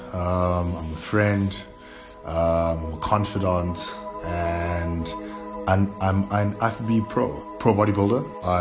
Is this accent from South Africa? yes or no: yes; Durban, KwaZulu-Natal, South Africa; also born or lived in Cape Town; I'm from a small township called Lamontville